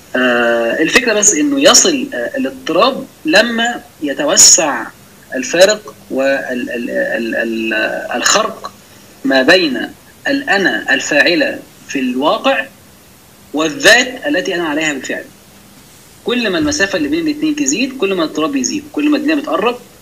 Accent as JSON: {"language": "Arabic", "country": "Egypt"}